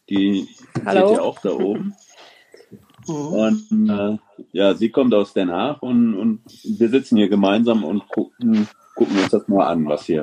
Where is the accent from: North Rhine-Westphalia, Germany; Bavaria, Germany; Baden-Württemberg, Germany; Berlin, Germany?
North Rhine-Westphalia, Germany; Bedburg; Ich bin aus Bedburg in der Nähe von Köln.